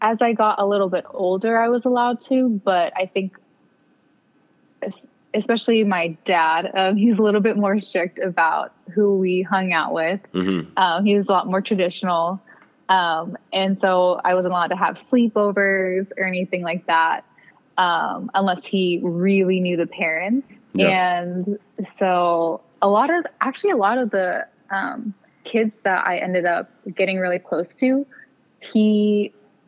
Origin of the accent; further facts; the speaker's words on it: Clovis, California, United States; I was born in Clovis, California